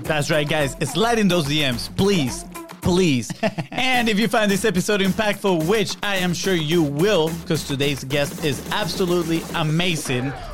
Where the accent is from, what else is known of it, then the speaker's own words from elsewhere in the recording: Venezuela; now in Florida, United States; I'm from Venezuela